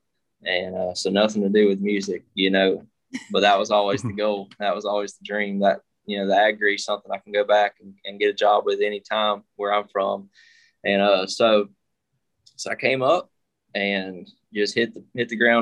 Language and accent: English; Adel, Georgia, United States; moved away as an adult; also born or lived in Athens, Georgia; now in Nashville, United States; I'm originally from South Georgia. Little farming town called Adel. My dad's a police officer. My mom works at City Hall, and I grew up there my whole life